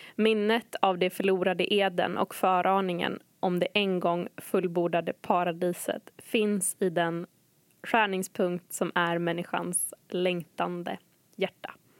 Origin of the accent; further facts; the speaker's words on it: Umeå, Västerbotten County, Sweden; moved away as an adult; AC län, Ålidhems församling, Umeå